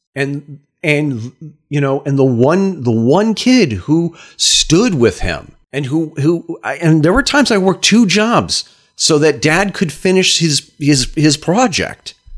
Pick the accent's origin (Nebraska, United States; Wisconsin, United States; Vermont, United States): Vermont, United States; Brattleboro; my hometown, Brattleboro, Vermont